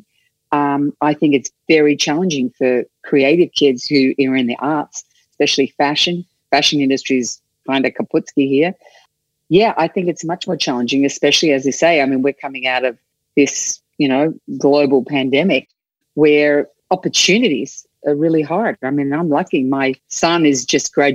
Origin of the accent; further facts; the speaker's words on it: Australia; first language English; moved away as an adult; this young kid from Australia.